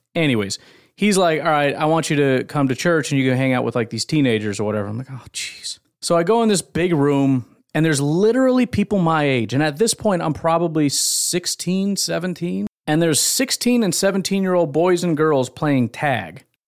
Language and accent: English; Illinois, United States; I grew up in Illinois with Bears fans